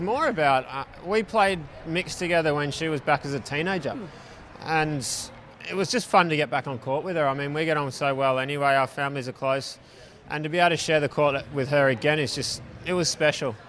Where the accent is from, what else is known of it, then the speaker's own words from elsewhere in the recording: Melbourne, Victoria, Australia; moved away as an adult; also born or lived in Tennessee / Texas; now in Western Australia, Australia; I grew up in Melbourne, so I got family here and friends here.